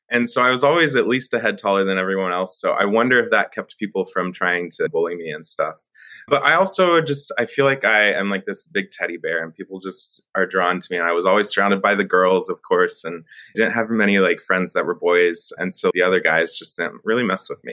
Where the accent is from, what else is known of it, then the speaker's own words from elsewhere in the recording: Friendswood, Texas, United States; now in Austin, United States; I was raised in Friendswood, Texas, which is right outside of Houston